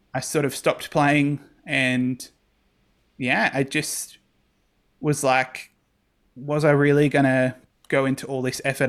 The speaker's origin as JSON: {"language": "English", "town": "Campbelltown", "region": "New South Wales", "country": "Australia", "tie": "born or raised there", "said": "grew up in Campbell Town, specifically the suburb of Rose Meadow for the first nineteen, twenty years of my life."}